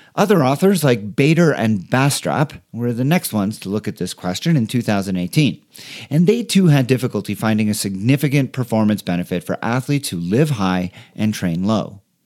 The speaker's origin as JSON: {"language": "English", "town": "Montreal", "region": "Quebec", "country": "Canada", "tie": "born or raised there", "moved": "as an adult", "lives_now": "Denver, United States", "said": "my hometown of Montreal from where I had just moved"}